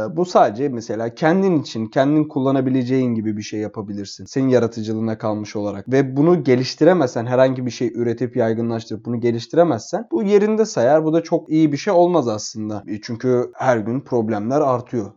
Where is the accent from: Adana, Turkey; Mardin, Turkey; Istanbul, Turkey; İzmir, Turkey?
Istanbul, Turkey; İstanbul'da doğup büyüdüğümüz için